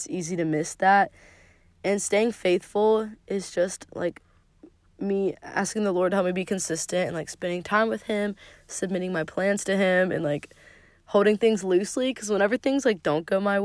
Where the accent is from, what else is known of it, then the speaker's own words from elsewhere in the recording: Zebulon, United States; moved away; we recently moved back to, like, where we originally grew up. So it was cool to discover fun new places, like, in downtown Zebulon